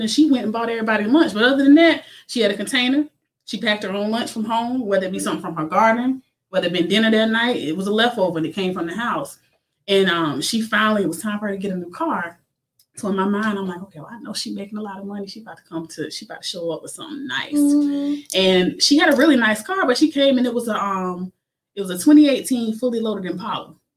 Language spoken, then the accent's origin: English; Timmonsville, South Carolina, United States; my hometown of Timminsville